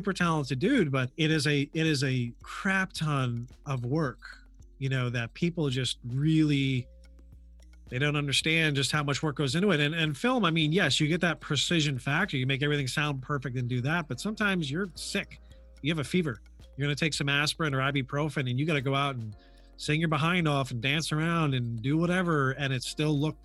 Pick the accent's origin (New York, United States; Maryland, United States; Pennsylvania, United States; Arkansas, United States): New York, United States; Hudson Valley; moved away; I'm originally from the Hudson Valley area in New York.